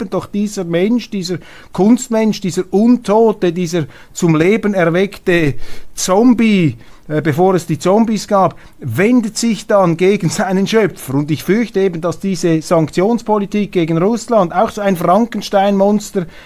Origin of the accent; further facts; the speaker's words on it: Switzerland; Und deshalb ist die Aufgabe, ist es unser Auftrag als Schweizer heute, diese Schweiz zu leben, diese Schweiz in die Zukunft zu tragen